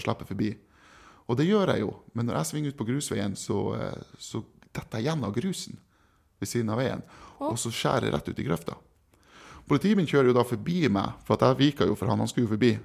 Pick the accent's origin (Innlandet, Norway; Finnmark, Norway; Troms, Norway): Finnmark, Norway; East; moved away; also born or lived in Kristiansund; Jeg er fra Øst-Finnmark